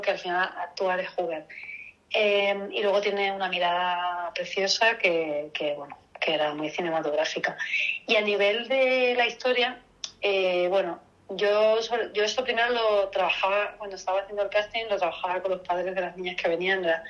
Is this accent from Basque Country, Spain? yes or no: no; Seville, Andalusia, Spain; yo soy de Sevilla